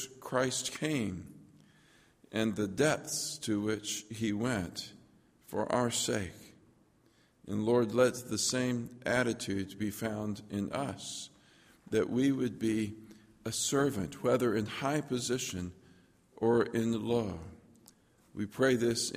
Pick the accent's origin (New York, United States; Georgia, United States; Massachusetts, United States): Georgia, United States; Lookout Mountain; I grew up on Lookout Mountain. On the back of Lookout Mountain, there's a little town called Hinkle, Georgia